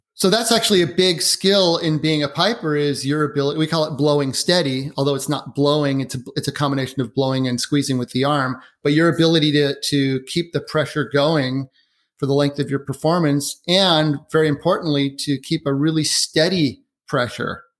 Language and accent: English; Portland, Oregon, United States; now in Seattle, United States; I grew up in Portland, lived now in, in Washington State in Seattle